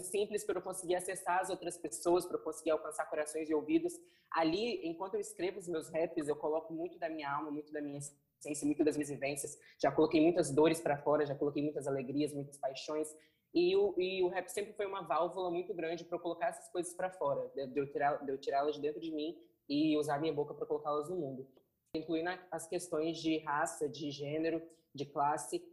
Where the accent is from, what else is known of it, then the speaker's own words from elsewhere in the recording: Vila Velha, Espírito Santo, Brazil; eu cresci no Morro do Jaburuna